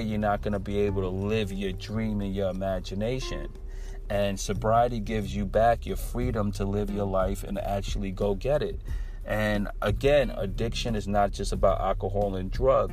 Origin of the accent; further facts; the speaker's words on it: Brooklyn, New York, United States; my hometown of Brooklyn